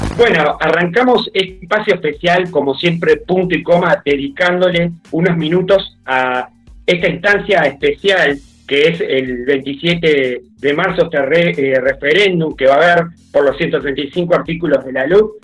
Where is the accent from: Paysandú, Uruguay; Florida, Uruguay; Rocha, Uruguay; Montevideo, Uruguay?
Paysandú, Uruguay; yo soy de Paysandú